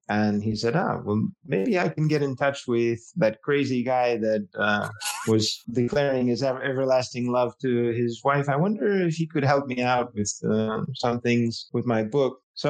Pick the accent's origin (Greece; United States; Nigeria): United States; Alexandria, Virginia; now in Zamora, Spain; I was actually from Alexandria and I had studied American studies at university